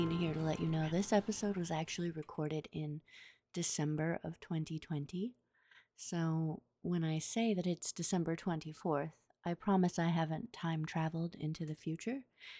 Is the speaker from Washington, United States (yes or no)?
yes; Bremerton, Washington, United States; Candy Cane Lane was a staple of growing up in Bremerton.